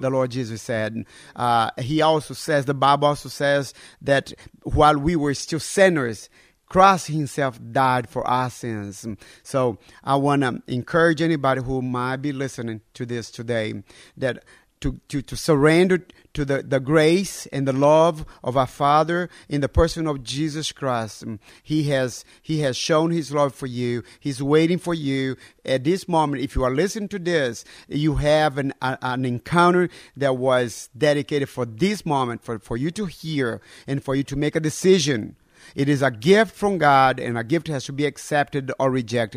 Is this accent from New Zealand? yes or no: no; North Brazil, Brazil; moved away as an adult; also born or lived in Alabama, United States / Pennsylvania, United States / Texas, United States; now in Lithuania; I was born and raised in North, North Brazil